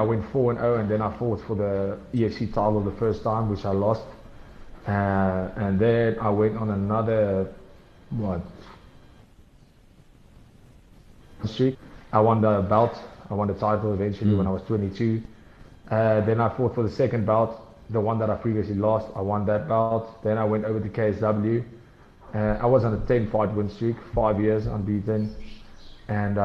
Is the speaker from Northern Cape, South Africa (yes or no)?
no; Hartbeespoort, North West, South Africa; moved away as an adult; now in Pretoria, South Africa; I moved from Hartbeespoort. That's where I went to high school. That's where my parents are from. That's where we lived